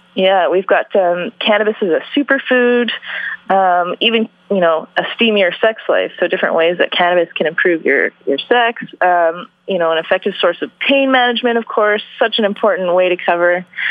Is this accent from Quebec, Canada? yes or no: no; Vancouver, British Columbia, Canada; also born or lived in Calgary; I was born and raised in Vancouver